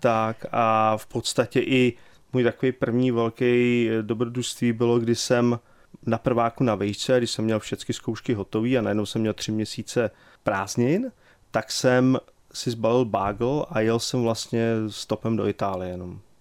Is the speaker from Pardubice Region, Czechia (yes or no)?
yes; Pardubice, Pardubice Region, Czechia; moved away as an adult; also born or lived in Lanškroun / England / Houston, Texas; now in Texas, United States; Narodil jsem se tady před, uh, už je to panečku, to bude 49 let teďka